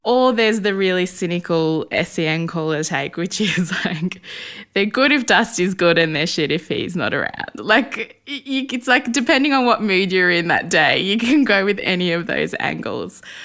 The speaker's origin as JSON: {"language": "English", "town": "Melbourne", "region": "Victoria", "country": "Australia", "tie": "born or raised there", "said": "I grew up in Essendon"}